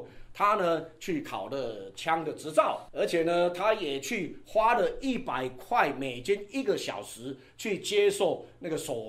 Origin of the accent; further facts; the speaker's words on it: Taiwan; 以前我们小时候只能玩水枪啊。我们台湾长大只能玩水枪哎